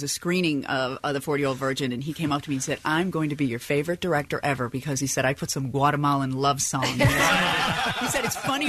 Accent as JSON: {"language": "English", "town": "Chicago", "region": "Illinois", "country": "United States", "moved": "yes", "said": "I was still living in Chicago. I'm from Chicago. I was still living there."}